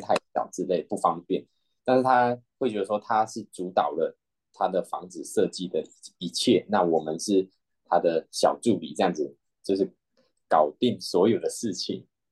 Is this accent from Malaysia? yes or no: yes; Malaysia; moved away; 我是来自马来西亚的